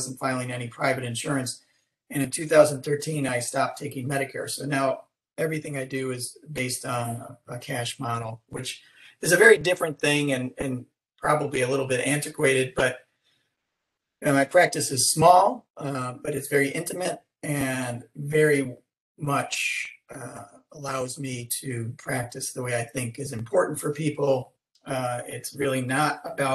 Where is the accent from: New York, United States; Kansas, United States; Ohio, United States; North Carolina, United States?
New York, United States; Rochester; moved away as an adult; now in Houston, United States; I came to Houston from Rochester, New York, where I grew up